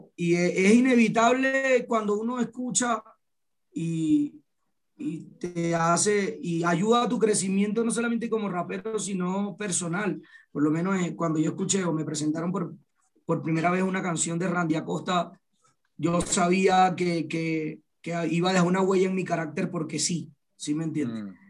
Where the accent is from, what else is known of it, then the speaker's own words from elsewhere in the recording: Punto Fijo, Falcón, Venezuela; Yo soy de Punto Fijo, Falcón